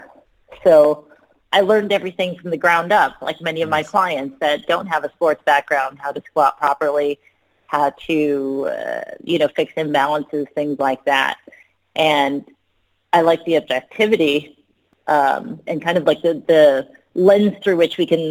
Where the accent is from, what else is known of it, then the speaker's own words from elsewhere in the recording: Long Beach, California, United States; I was born and raised in Long Beach, California